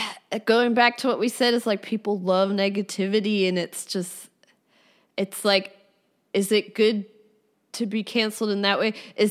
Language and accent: English; New Jersey, United States; also born or lived in Philadelphia; South Jersey, Philadelphia.